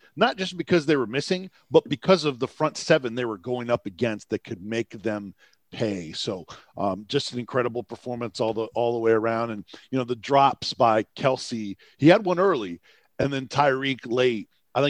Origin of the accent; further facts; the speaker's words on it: Tampa, Florida, United States; moved away; my hometown